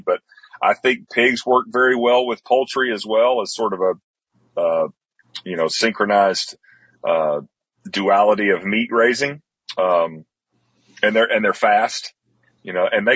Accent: Athens, Tennessee, United States; also born or lived in Atlanta, Georgia; my hometown here in Athens, Decatur, Tennessee

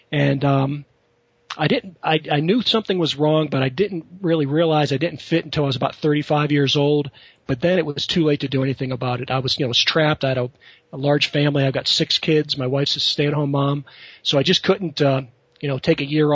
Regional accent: Western Pennsylvania, United States; I grew up in Western Pennsylvania, blue-collar type family

